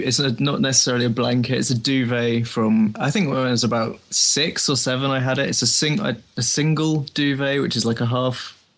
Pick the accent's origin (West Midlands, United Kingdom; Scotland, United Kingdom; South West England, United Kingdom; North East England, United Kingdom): South West England, United Kingdom; Dorset; also born or lived in North London; now in London, United Kingdom; I'm from the South Coast. It's a county called Dorset. It's very rural.